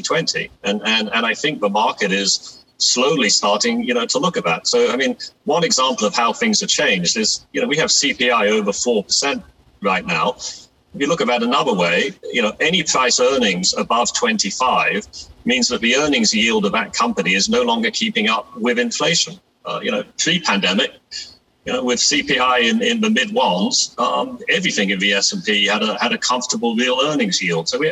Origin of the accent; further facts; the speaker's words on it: England, United Kingdom; moved away; I grew up in England as a kid